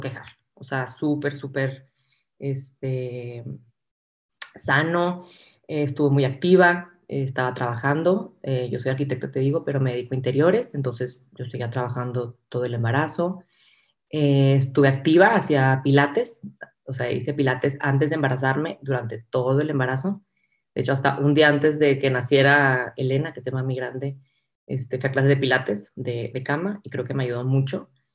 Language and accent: Spanish; Monterrey, Nuevo León, Mexico; soy de Monterrey, eh, estudié arquitectura aquí en el TEC